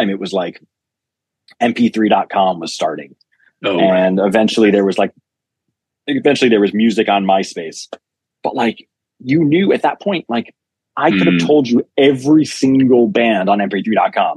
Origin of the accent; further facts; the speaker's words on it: New York City, New York, United States; I grew up in New York City